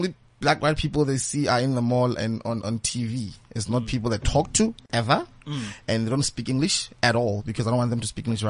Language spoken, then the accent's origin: English; Bloemfontein, Free State, South Africa; Because I'm from the Free State. So Bloemfontein to be specific